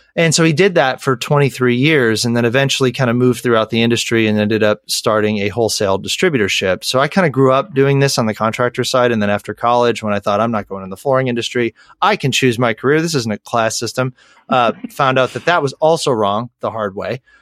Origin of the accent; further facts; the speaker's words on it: Western New York, United States; born and raised in Western New York